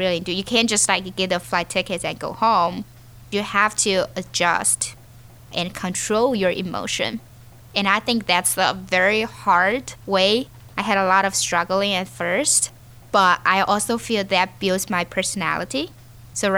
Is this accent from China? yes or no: yes; Chengdu, Sichuan, China; moved away as an adult; also born or lived in Beijing / Hong Kong; now in Pittsburgh, United States; I grew up in Chengdu and I went to Beijing for my college.